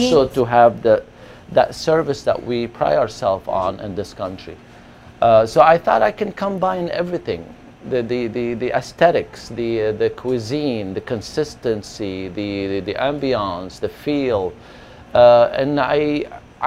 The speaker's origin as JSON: {"language": "English", "town": "Beirut", "region": "Beirut Governorate", "country": "Lebanon", "tie": "born or raised there", "moved": "as an adult", "lives_now": "Long Beach, United States", "said": "where I grew up in Beirut"}